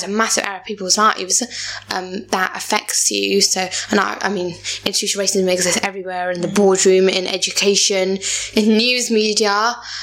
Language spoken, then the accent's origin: English; England, United Kingdom; when I don't open my mouth, they think I'm not even from England